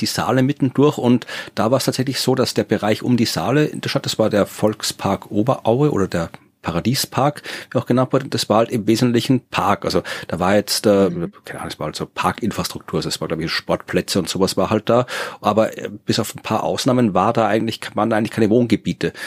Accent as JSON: {"language": "German", "area": "Wachau", "region": "Lower Austria", "country": "Austria", "said": "in der Wachau oder wo ich herkomme"}